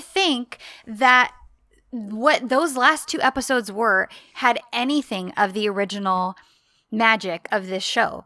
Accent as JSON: {"language": "English", "country": "United States", "said": "I am am-, American, that's what I grew up"}